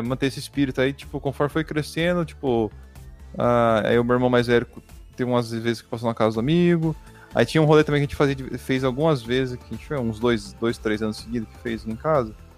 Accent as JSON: {"language": "Portuguese", "region": "Paraná", "country": "Brazil", "tie": "born or raised there", "moved": "yes", "said": "quando a gente morava no Paraná, que eu, eu, eu e o Vinícius nós nascemos no Paraná"}